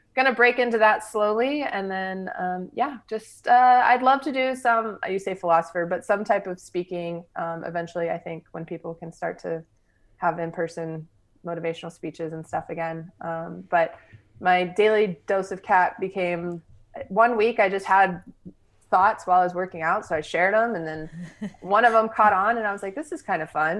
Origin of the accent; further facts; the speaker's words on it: Texas, United States; I grew up here in Texas